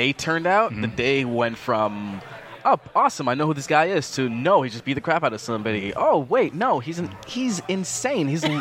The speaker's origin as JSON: {"language": "English", "country": "Canada", "also_born_or_lived": "Jamaica", "said": "We're all from Canada"}